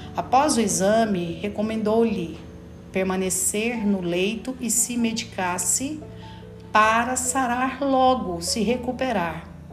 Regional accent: Brazil; como brasileiros que somos

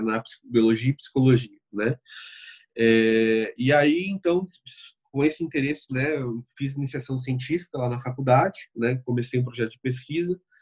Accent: Bauru, São Paulo, Brazil; sou de, de São Paulo, mas especificamente do interior de São Paulo, Bauru

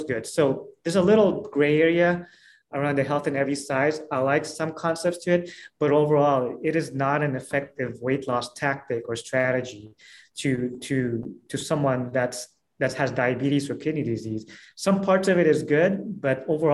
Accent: Philippines; moved away; I'm from Philippines

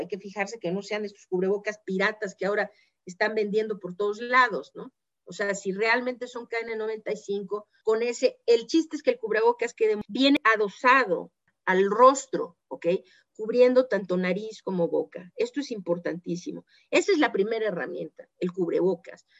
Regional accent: Mexico; nuestro papel como mexicanos, como ciudadanos de este país

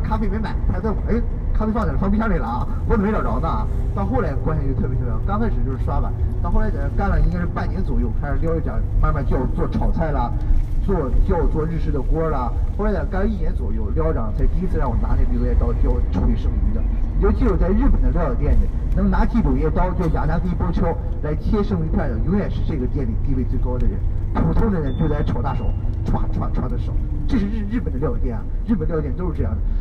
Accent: China; moved away as an adult; now in Japan

